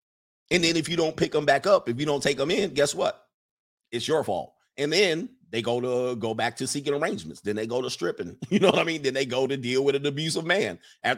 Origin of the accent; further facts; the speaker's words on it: Midwest, United States; I grew up in the Midwest in one of the most ghettoest towns there is, all right?